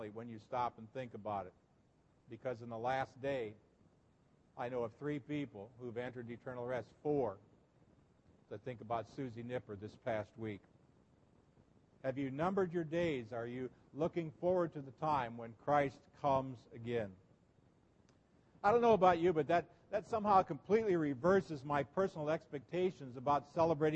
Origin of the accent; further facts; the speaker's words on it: Nebraska, United States; growing up in Nebraska, in the Lincoln Journal Star